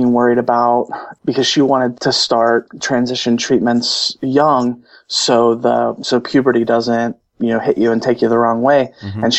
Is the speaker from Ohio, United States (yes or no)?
yes; Cincinnati, Ohio, United States; here in my hometown in Cincinnati